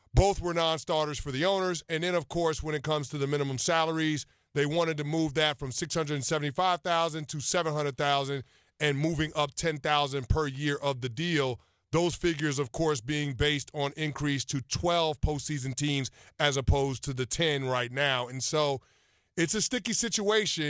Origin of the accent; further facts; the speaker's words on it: New York City, New York, United States; I grew up in the Bronx